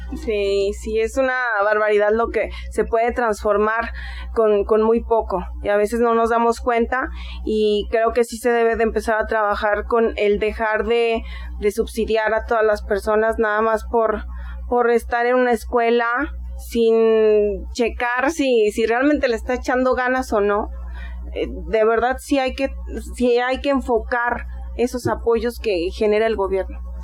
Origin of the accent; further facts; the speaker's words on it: Aguascalientes, Mexico; Yo soy de aquí de Aguascalientes, hidrocálida